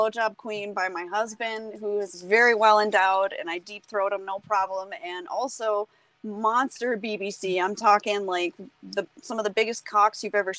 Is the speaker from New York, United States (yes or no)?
no; North Carolina, United States; I was born in North Carolina